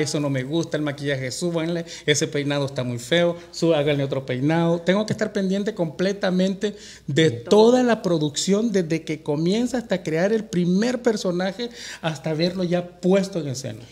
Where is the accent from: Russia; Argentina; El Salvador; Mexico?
El Salvador; moved away; mi tierra. Pero no exactamente mi tierra, mi, pulgarcito de América